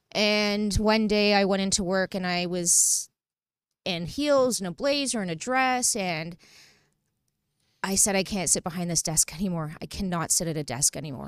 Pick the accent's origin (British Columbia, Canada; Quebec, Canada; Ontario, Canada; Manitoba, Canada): Ontario, Canada; Toronto; From the beaches